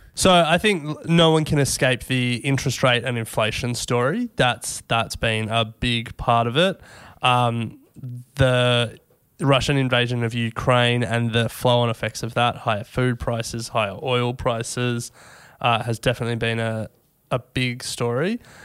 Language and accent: English; Australia